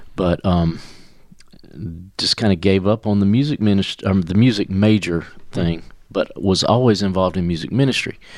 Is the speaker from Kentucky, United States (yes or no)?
no; Commerce, Georgia, United States; moved away as an adult; also born or lived in Cornelia, Georgia / Moultrie, Georgia; we grew up in Commerce